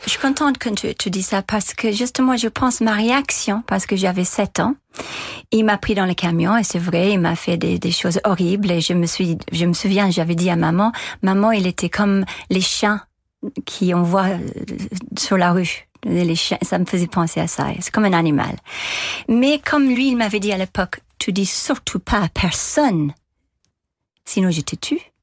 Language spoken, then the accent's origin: French; Dundalk, Leinster, Ireland; French is a second language; moved away; also born or lived in Dublin; chez moi, à Dundalk